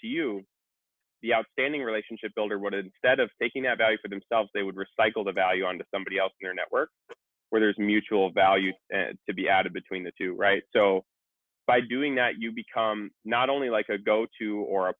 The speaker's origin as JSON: {"language": "English", "region": "Minnesota", "country": "United States", "tie": "born or raised there", "said": "I grew up in Minnesota"}